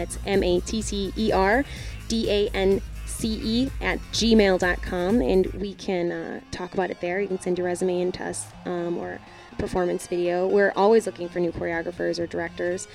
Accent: Chicago, Illinois, United States; also born or lived in Arlington Heights, Illinois / Milwaukee, Wisconsin; I was from Chicago. We're both from Chicago originally.

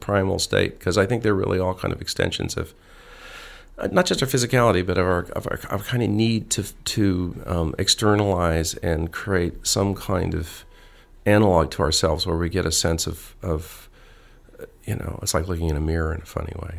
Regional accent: Arizona, United States; moved away as an adult; also born or lived in Ohio / Los Angeles; I, I grew up, I was from Ohio and I grew up in Arizona and then I, um, went to college in, in, uh, in Los Angeles

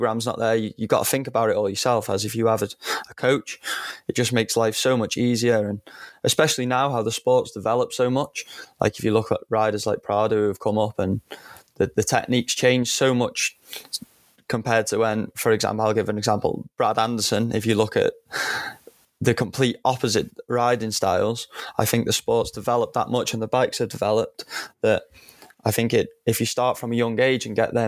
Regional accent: North Wales, United Kingdom; I'm from North Wales, so my local clubs were the Cheshires and Red Dragons

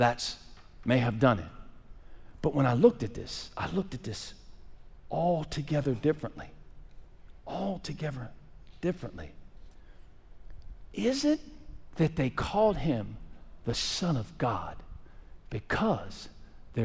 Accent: Pittsburgh, Pennsylvania, United States; moved away; I got friends right now that I grew up with in Pittsburgh

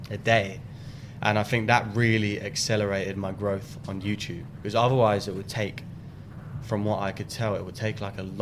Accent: Brighton, South East England, United Kingdom; growing up in Brighton

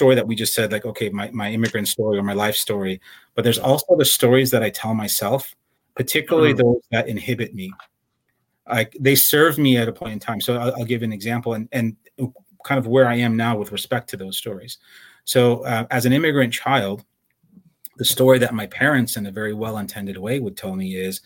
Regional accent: Chicago, Illinois, United States; now in San Jose, United States; I'm the son of Iranian immigrants. I grew up in Chicago

